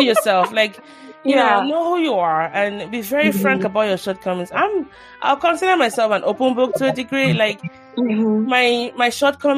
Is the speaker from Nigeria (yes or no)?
yes; Nigeria; now in United States; growing up in Nigeria, you pray a lot